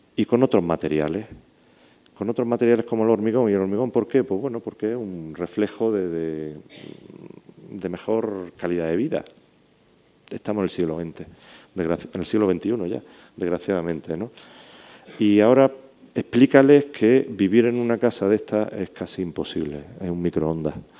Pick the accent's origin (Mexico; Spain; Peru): Spain; Andalusia; accent: Andalusian; also born or lived in Morocco; Perdonadme por mi acentillo andaluz, pero es que me crié por ahí, por eso lo tengo así.